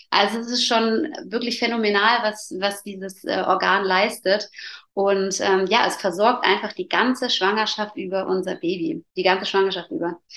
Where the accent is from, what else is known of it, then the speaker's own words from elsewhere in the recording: Allgäu, Germany; ich komme aus dem Allgäu und ähm, habe zwei Kinder